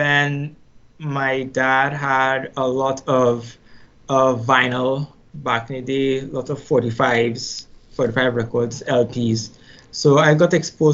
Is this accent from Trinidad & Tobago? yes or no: yes; Trinidad & Tobago; I grew up in Trinidad and Tobago, born and raised. Actually, Trinidad and Tobago is a twin island republic. So I was born on the larger island, which is Trinidad